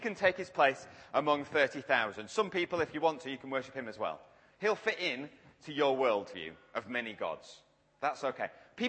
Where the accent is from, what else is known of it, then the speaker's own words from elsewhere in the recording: Yorkshire and the Humber, United Kingdom; accent: Yorkshire; Now, to be fair, I am from Yorkshire. I just change how I talk to people like yourselves so you can understand me. So I'm a bit more southern here.